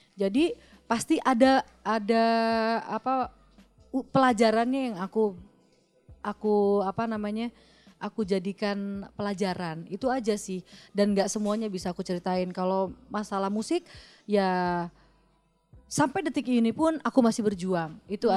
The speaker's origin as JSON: {"language": "Indonesian", "region": "West Java", "country": "Indonesia", "also_born_or_lived": "Pekanbaru", "moved": "as an adult", "lives_now": "Jakarta, Indonesia", "said": "saya kebetulan orang Sunda"}